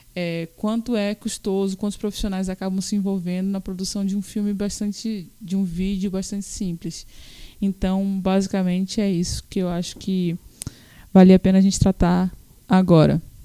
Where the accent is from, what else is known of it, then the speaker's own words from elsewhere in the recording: Natal, Rio Grande do Norte, Brazil; Natal, Rio Grande do Norte, né? Nós somos de Natal